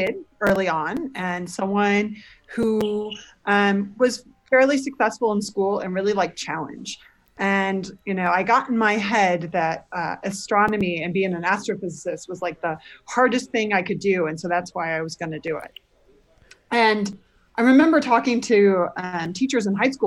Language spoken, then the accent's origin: English; St. Louis, Missouri, United States; I grew up in the suburbs of St. Louis